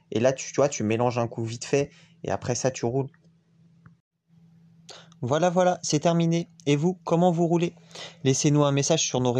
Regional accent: Guadeloupe, France; J'ai grandi aux Antilles et dédicace à la Guadeloupe on roule avec des ciseaux.

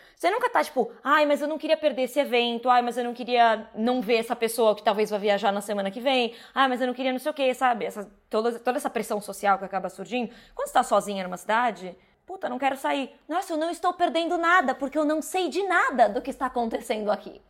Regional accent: São Paulo, Brazil; moved away as an adult; now in Berlin, Germany; Eu sou uma pessoa nascida e criada em São Paulo

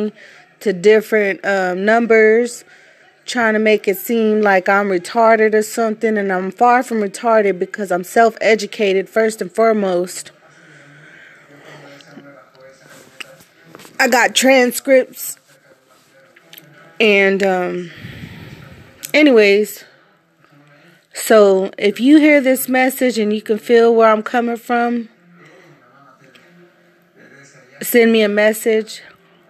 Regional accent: Fort Bend County, Texas, United States; I'm from Fort Bend County

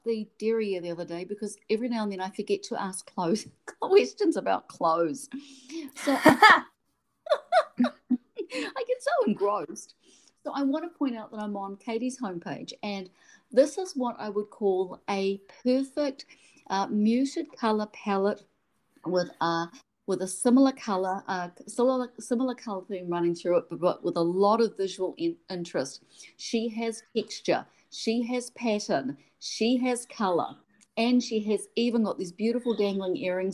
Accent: New Zealand; accent: Kiwi; my Kiwi accent

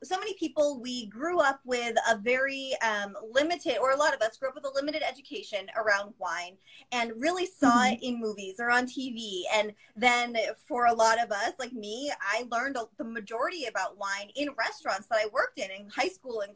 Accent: Massachusetts, United States; the way that I grew up saying it in Massachusetts

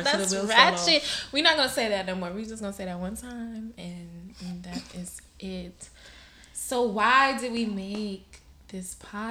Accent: Miami, Florida, United States; I'm 23 years old, born and raised in Miami, Florida. I have a Bahamian descent. My father is Bahamian.

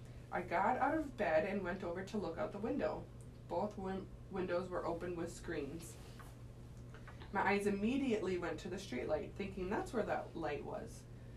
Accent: Waukesha, Wisconsin, United States; I grew up in Waukesha, less than 20 miles from Lake Michigan.

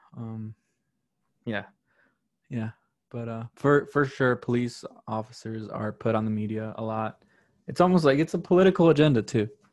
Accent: Chicago, Illinois, United States; also born or lived in Wisconsin; I grew up in South Chicago

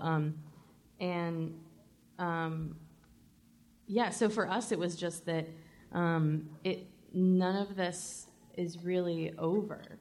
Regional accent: the South, United States; I was born and raised in the South

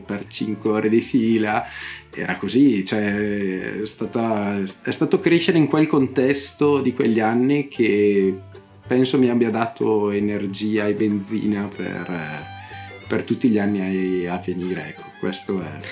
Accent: Bedizzolo, Lombardy, Italy; io appunto sono nato a Bedizzolo

